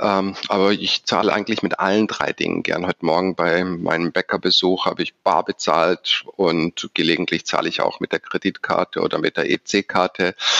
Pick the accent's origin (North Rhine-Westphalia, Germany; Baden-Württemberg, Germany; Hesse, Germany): Baden-Württemberg, Germany; Stuttgart; also born or lived in Düsseldorf; Als Schwabe bezeichne ich mich deshalb, weil ich in Stuttgart geboren und aufgewachsen bin